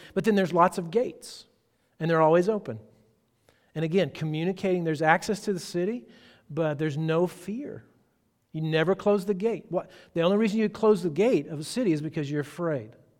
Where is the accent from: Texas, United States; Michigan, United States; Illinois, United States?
Texas, United States; I'm from Texas.